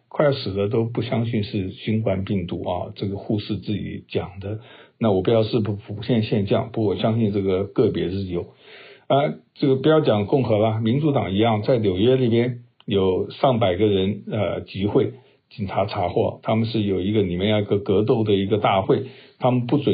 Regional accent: China; 这我我觉得我们中国人是。靠自己实力其实也没问题，可是因为我们中国人老谋深算

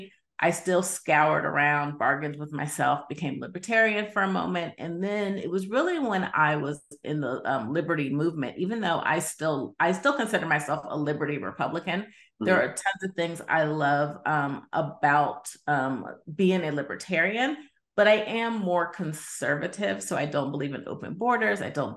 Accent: Midwest, United States; also born or lived in Mississippi / California; now in Arizona, United States; I'm originally from the Midwest, but I've spent some time in Mississippi, and I consider myself from California, even though now I live in the great state of Arizona.

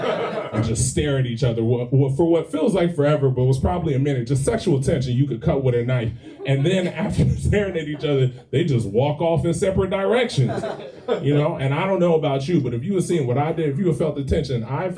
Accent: the South, United States; And I'm from the South originally, so the Southern boy in me felt bad

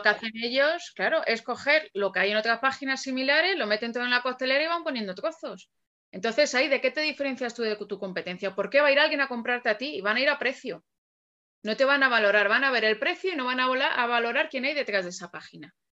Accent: Alcalá de Henares, Community of Madrid, Spain; yo soy de Alcalá de Henares, ¿vale? Yo no pasaba de Torrejón, que está a 10 kilómetros de aquí.

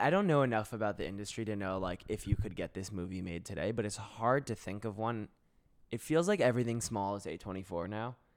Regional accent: South Florida, United States; moved away as an adult; also born or lived in San Francisco / New York; I'm from South Florida.

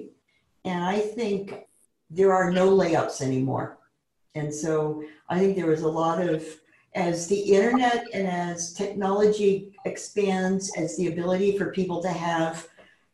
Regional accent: Maine, United States; I was born in Maine, and we're frugal people. Like the land and the people I come from

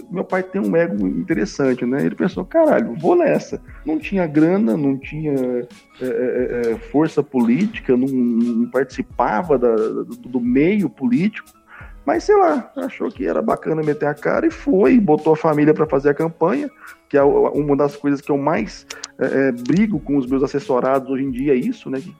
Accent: Goiânia, Goiás, Brazil; Ah, no Brasil, eu sou de Goiânia, Goiás, então eu sou professor na PUC de Goiás, na cadeira de Comunicação Política e Propaganda Eleitoral desde 2012.

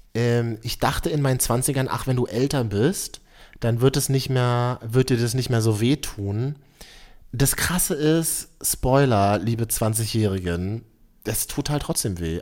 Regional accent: Berlin, Germany; Ich bin Berliner

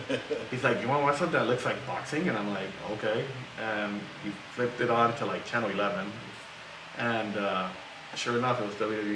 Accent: South Gate, California, United States; I grew up around here. I grew up in Southgate. So right here, we're in Huntington Park, but I grew up in Southgate, which is the neighboring city. Mm-hmm. I've lived there all my life

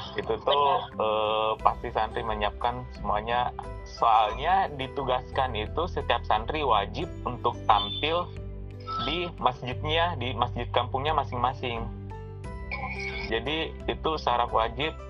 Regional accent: Pinrang, South Sulawesi, Indonesia; moved away; saya asalnya dari Pindrang

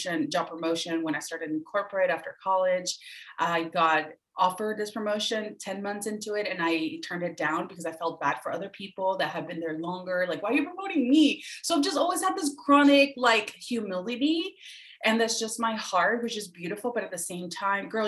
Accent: Venezuela; moved away; I'm from Venezuela, originally was born and raised

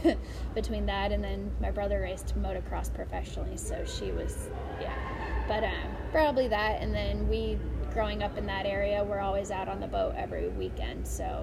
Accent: Lake Tahoe area, United States; No, right outside of Tahoe area.

